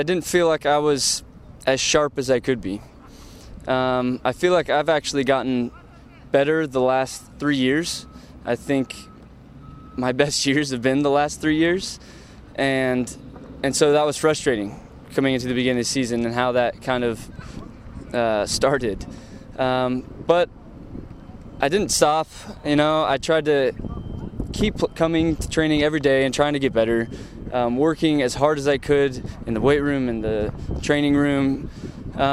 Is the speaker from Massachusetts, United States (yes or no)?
no; Southern California, United States; Growing up in Southern California, the Mexican League was on all the time